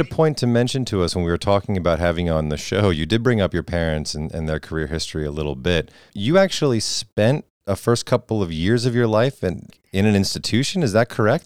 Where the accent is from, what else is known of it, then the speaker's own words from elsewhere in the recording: Redding, Connecticut, United States; where we grew up, I mean, you're in Redding, Connecticut